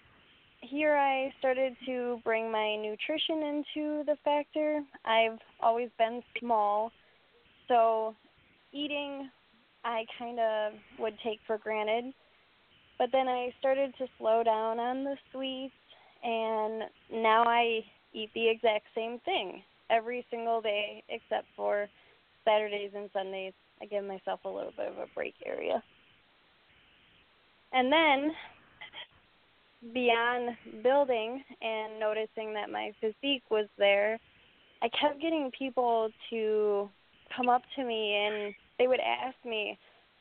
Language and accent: English; Doylestown, Wisconsin, United States; moved away as an adult; I'm from Doylestown, Wisconsin